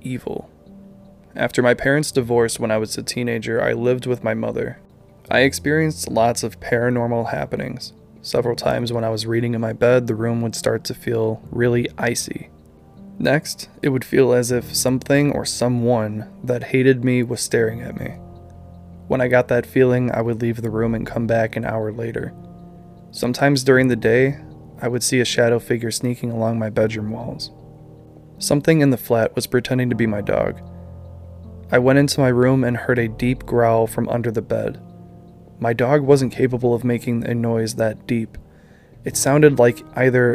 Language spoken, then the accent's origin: English; Midwest, United States; we're from the Midwest